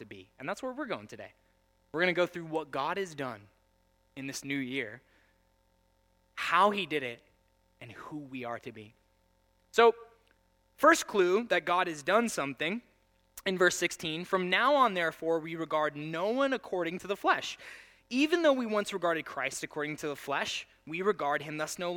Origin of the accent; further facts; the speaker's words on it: United States; I'm the only American standing there in a group of Chinese people